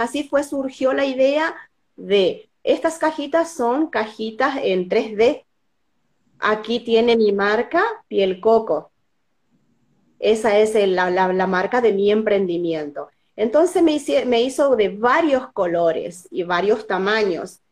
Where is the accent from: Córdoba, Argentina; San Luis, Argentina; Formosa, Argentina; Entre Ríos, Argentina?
Formosa, Argentina; soy de Formosa